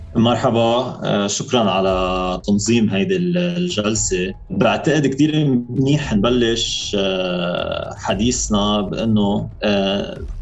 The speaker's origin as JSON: {"language": "Arabic", "town": "Sidon", "region": "South Governorate", "country": "Lebanon", "said": "انا من صيدا"}